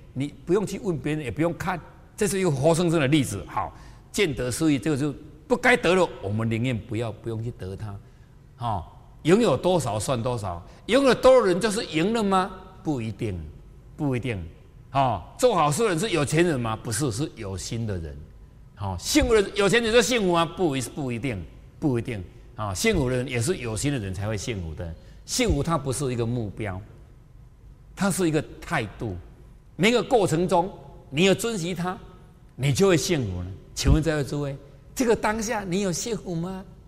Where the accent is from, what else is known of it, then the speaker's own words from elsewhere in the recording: Taiwan; 我就是台湾的